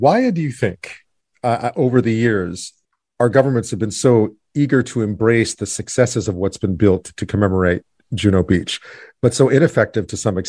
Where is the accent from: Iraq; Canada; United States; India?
Canada; I recommend you do it as a Canadian at least once in your life, if you can.